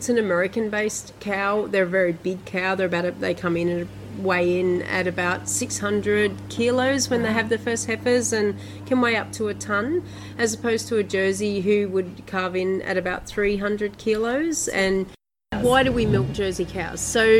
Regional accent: Bermagui, New South Wales, Australia; Bermagui. Oh. Not so city, well, bigger than Toowa.

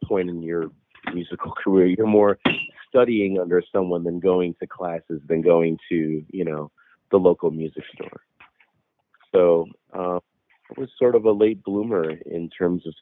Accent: Chicago, Illinois, United States; I was raised in Chicago, half Mexican, half Irish, as a Catholic

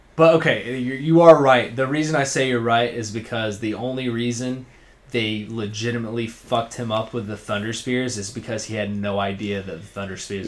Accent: Georgia, United States; I'm from Georgia, folks. I'm pretty country

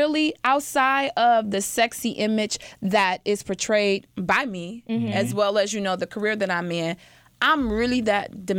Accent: Detroit, Michigan, United States; I'm from Detroit

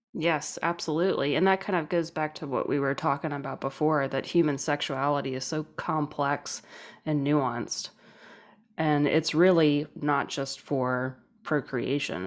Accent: New Orleans, Louisiana, United States; I'm from New Orleans

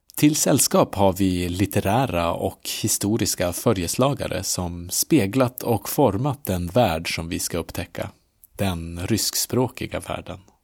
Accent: Umeå, Västerbotten County, Sweden; Umeå där jag kommer ifrån

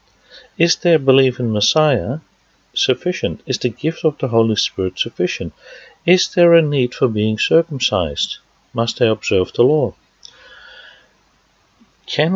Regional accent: Netherlands; moved away; Now, as you can hear from my accent, I was born in the Netherlands

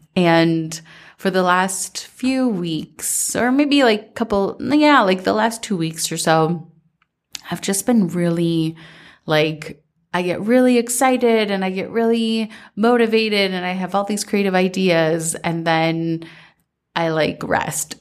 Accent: Minnesota, United States; growing up in Minnesota

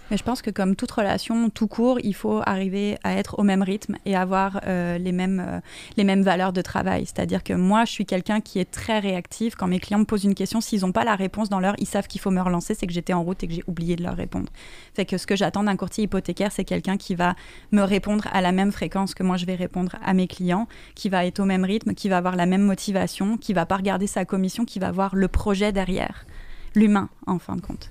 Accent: France; now in Canada; je viens de France.

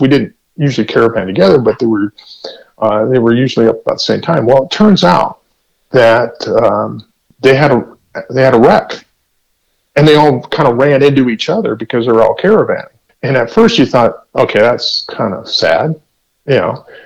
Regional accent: La Mesa, California, United States; I grew up in La Mesa

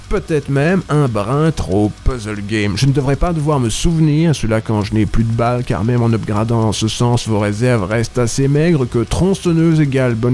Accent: Brussels, Brussels-Capital Region, Belgium; je viens de Bruxelles.

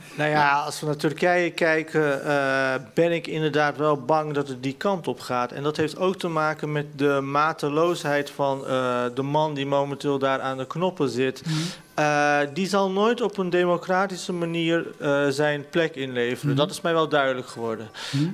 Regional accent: Netherlands; ik ben in Nederland geboren.

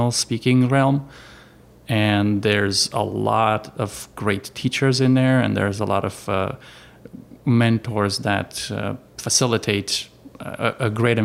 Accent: Romania; moved away as an adult; now in Arizona, United States; I am from Romania, from Europe. I came here in 2005. I yeah, I settled in Arizona

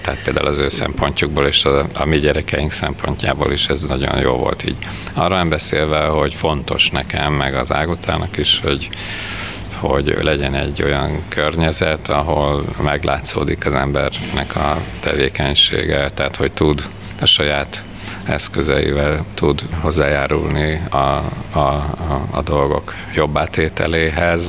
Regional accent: Veszprém, Veszprém County, Hungary; also born or lived in Budapest; now in Veszprém, Hungary; én Veszprémben születtem

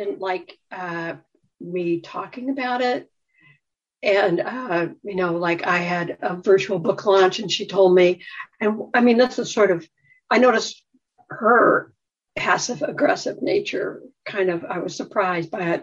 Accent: Midwest, United States; I grew up in the Midwest

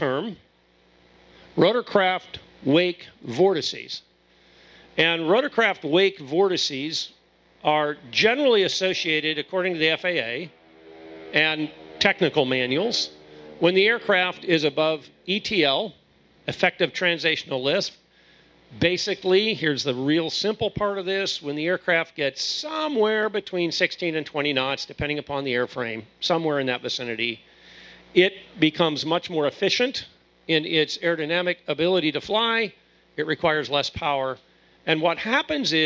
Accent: Akron, Ohio, United States; I'm from Akron, Ohio

